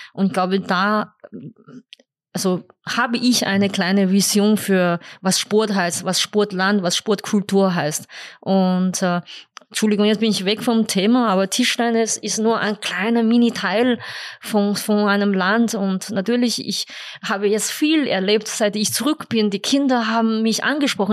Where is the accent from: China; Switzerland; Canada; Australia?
China; Beijing; German is a second language; moved away as an adult; also born or lived in Upper Austria, Austria; now in Austria; Ich bin in Peking geboren und, äh, und vor allem auch im Internat.